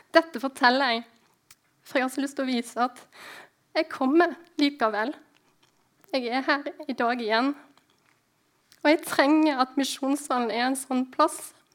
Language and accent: Norwegian; Husnes, Vestland, Norway; born or raised there; moved away